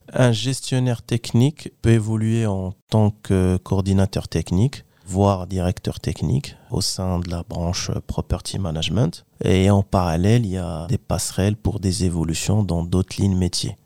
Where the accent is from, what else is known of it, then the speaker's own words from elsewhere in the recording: Kenitra, Rabat-Salé-Kénitra, Morocco; moved away as an adult; now in France; je suis originaire du Maroc, plus précisément de la ville de Kenitra.